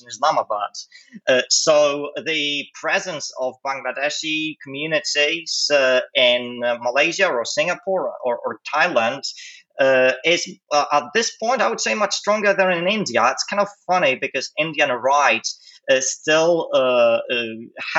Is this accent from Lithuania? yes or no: no; Poland; moved away as an adult; also born or lived in Maastricht, Netherlands; I was born and raised in Poland, in the northwest of the country, just across the border with Germany.